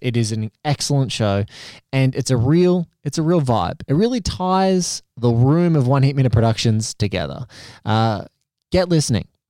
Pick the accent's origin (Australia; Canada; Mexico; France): Australia; Kilcare, New South Wales; also born or lived in Melbourne; growing up in a surf town called Kilcare on the central coast of New South Wales, which is about an hour and a half north of Sydney